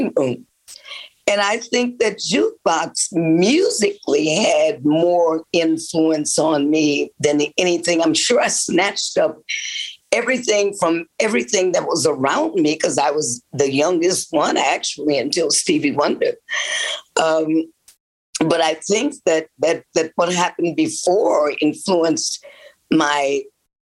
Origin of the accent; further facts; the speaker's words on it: Detroit, Michigan, United States; also born or lived in Muskegon, Michigan / Memphis, Tennessee; now in West Orange, United States; I'm from Detroit